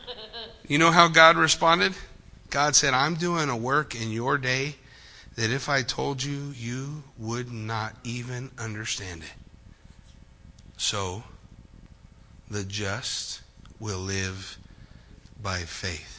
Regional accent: United States; before I am an American, before I am a Marine

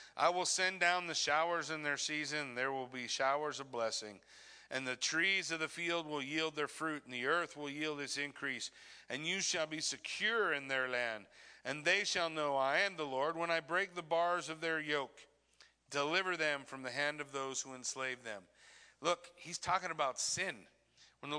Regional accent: Southern California desert, United States; I grew up in Southern California desert

